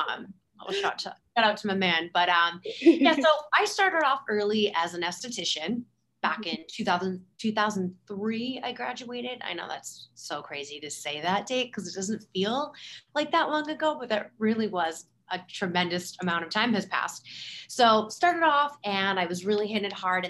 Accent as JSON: {"language": "English", "town": "Boston", "region": "Massachusetts", "country": "United States", "said": "I'm from the Boston area where the weather is very polar"}